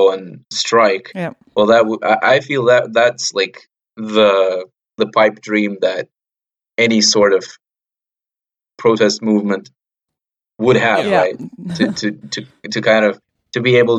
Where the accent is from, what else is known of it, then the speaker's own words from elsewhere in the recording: Ukraine; I come from Ukraine